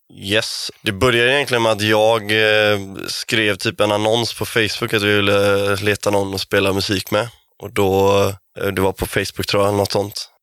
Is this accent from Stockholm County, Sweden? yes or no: no; Kungsbacka, Halland County, Sweden; både jag och Kiffe är från Kungsbacka. Jag är från Anneberg, lite mer bonigare Kungsbacka